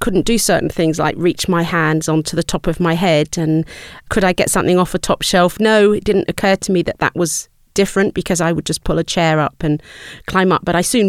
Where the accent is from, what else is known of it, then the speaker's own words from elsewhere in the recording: United Kingdom; So growing up in the 60s, I went to Rudolf Steiner School.